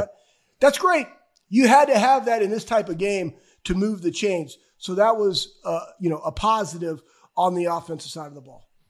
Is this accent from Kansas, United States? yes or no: no; Iowa, United States; I was born in Iowa